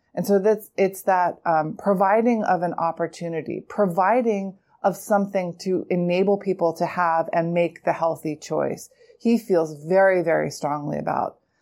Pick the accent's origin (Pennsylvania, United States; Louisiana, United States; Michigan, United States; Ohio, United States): Pennsylvania, United States; now in New York City, United States; I'm also from Pennsylvania